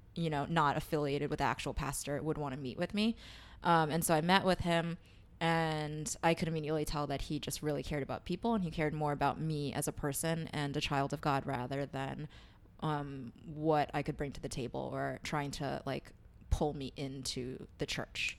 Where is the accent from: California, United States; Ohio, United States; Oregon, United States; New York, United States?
New York, United States; New York City; I grew up in Queens, but I, my home church was in Chinatown